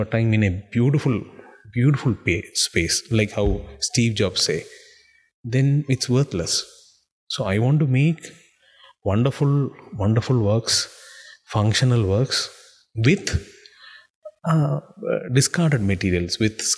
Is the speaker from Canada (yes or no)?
no; Dubai, United Arab Emirates; moved away; I was born and brought up in Dubai